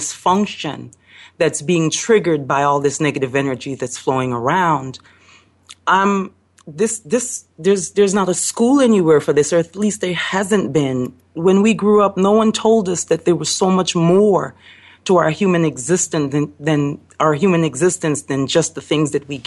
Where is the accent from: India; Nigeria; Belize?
Belize; now in Chicago, United States; I live in Chicago, but coming from Belize and being born in Belize I come from a different framework.